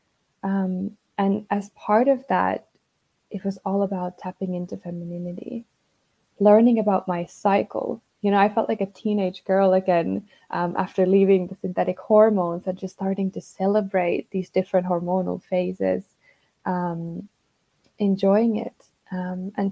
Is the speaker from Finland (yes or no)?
yes; Finland; growing up in Finland